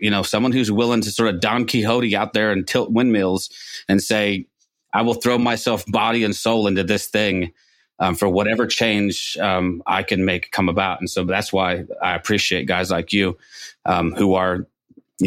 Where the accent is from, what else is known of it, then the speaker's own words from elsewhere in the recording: United States; we're Americans